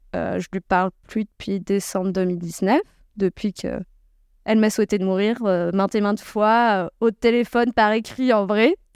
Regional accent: Creuse, Nouvelle-Aquitaine, France; je suis née en Creuse

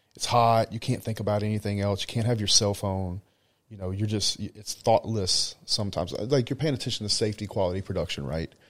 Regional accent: United States; now in Dubai, United Arab Emirates; I'm American

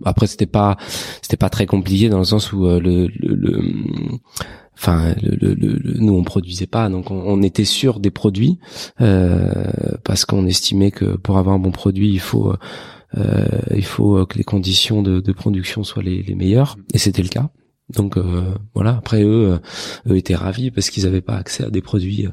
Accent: Paris, Île-de-France, France; en tant que parisien

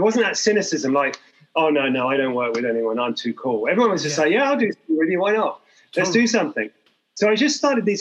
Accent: Hong Kong; I'm from Hong Kong

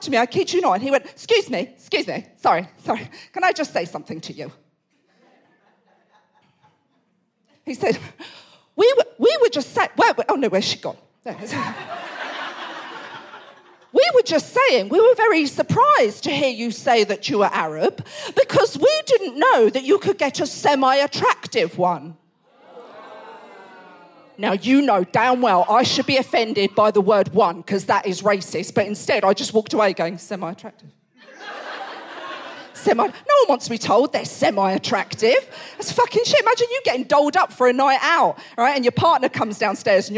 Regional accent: Essex, East of England, United Kingdom; I'm born and raised in Essex, as you can tell by the old accent

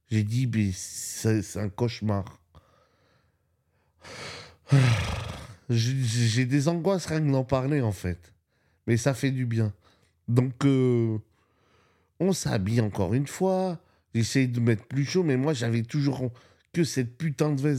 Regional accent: Spain; moi, je viens d'Espagne. Hein il neige pas en Espagne, où j'habite, il neige pas.

